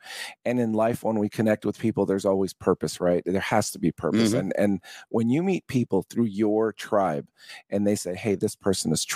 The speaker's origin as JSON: {"language": "English", "town": "San Francisco", "region": "California", "country": "United States", "tie": "born or raised there", "moved": "as an adult", "said": "I was born in San Francisco, California"}